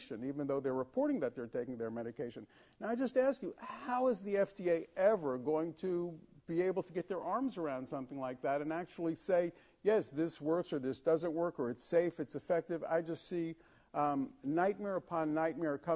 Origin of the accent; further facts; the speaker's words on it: United States; as an American